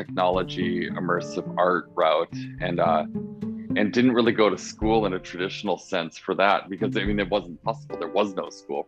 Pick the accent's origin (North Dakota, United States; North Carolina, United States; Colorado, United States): North Dakota, United States; also born or lived in Texas; So even though I was born in Texas, it was only a technicality. After 2 years of being there, we moved back to North Dakota